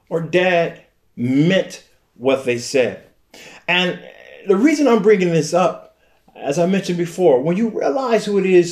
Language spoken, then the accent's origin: English; Flint, Michigan, United States; I was born and raised in Flint.